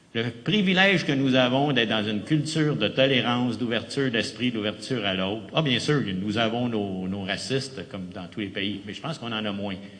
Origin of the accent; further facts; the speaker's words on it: Quebec, Canada